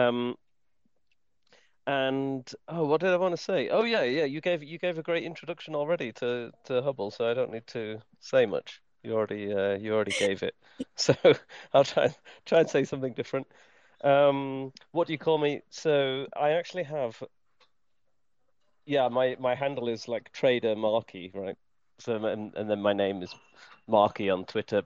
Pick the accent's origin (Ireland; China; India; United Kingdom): United Kingdom; moved away as an adult; now in Switzerland; I am British and I live in Switzerland actually. So I've been in Switzerland for more than 10 years.